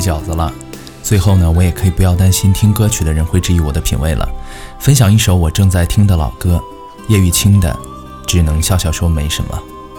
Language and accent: Chinese; Zhengzhou, Henan, China; 我生在河南，长在郑州